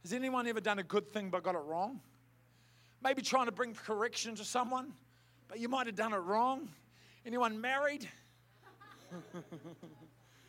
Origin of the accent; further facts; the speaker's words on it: Southland, New Zealand; I grew up in Southland, I grew up as a rugby head